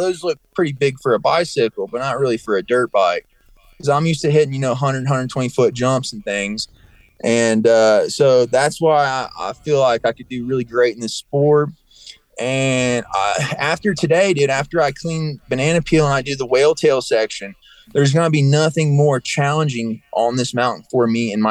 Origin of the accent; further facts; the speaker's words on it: East Tennessee, United States; moved away as an adult; also born or lived in Ohio; now in Colorado, United States; I'm from East Tennessee, but I was born in Ohio